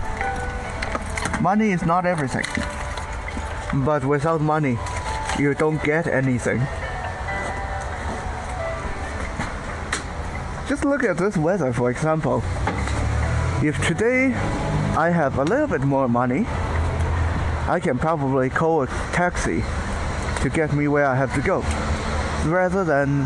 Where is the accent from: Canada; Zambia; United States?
Canada; also born or lived in Taiwan; my sanctioned upbringing, my teenage, my puberty, a lot of that was spent in Canada.